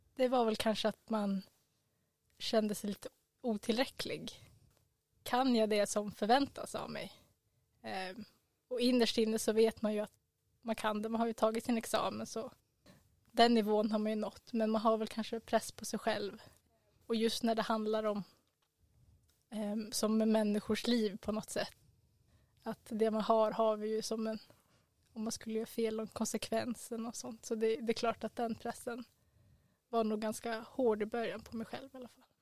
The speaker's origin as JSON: {"language": "Swedish", "town": "Stockholm", "region": "Stockholm County", "country": "Sweden", "moved": "as an adult", "lives_now": "Umeå, Sweden", "said": "vi kommer båda från Stockholm"}